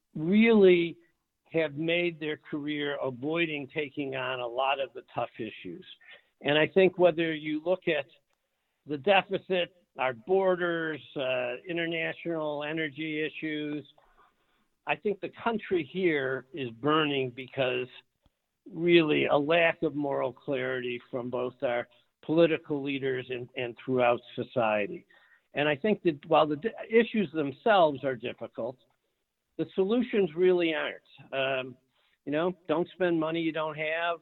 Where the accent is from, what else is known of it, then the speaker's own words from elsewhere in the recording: Detroit, Michigan, United States; I grew up in Detroit, uh, not in a particularly affluent area